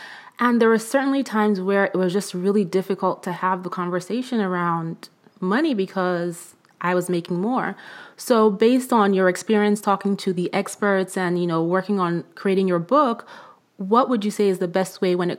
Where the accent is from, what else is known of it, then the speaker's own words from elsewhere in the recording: Nigeria; because I come from a somewhat traditional, you know, culture. I'm originally from Nigeria.